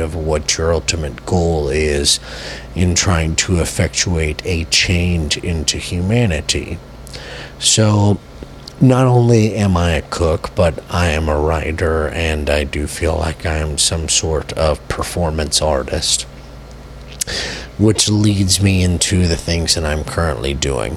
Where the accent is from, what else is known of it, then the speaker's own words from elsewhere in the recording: United States; as an American